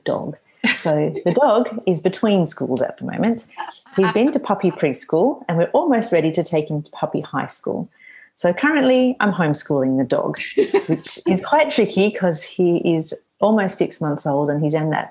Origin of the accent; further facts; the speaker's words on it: Australia; I have quite a good number of clients in Australia, my home country